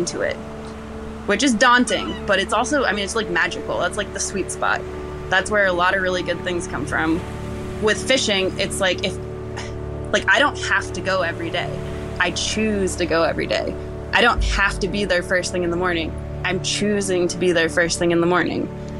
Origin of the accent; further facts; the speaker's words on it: Rockport, Maine, United States; I was born in the Rockport Hospital, and before I even went home, they brought me down to the harbor first to, like, meet everyone and go on the boat.